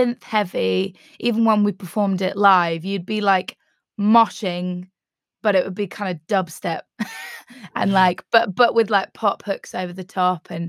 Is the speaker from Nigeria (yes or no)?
no; Felixstowe, East of England, United Kingdom; moved away as an adult; also born or lived in Manchester; now in Bristol, United Kingdom; I grew up in Felixstowe. I spent the first like 5 years of my life in Manchester